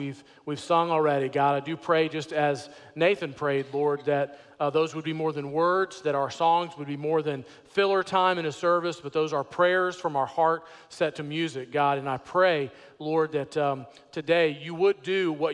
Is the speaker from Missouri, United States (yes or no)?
no; Houston, Texas, United States; I grew up in Houston, Texas in a big family.